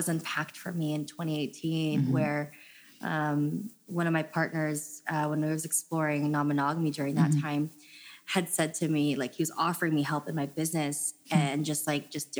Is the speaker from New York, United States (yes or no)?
no; San Jose, California, United States; I grew up in San Jose